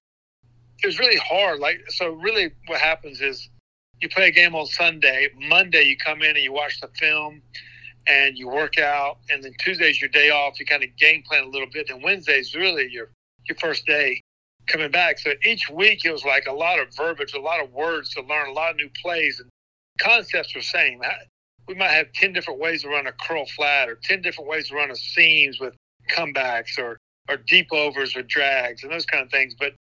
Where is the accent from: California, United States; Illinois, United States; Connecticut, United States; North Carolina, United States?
North Carolina, United States; Black Mountain; I grew up in Black Mountain, North Carolina, a small town.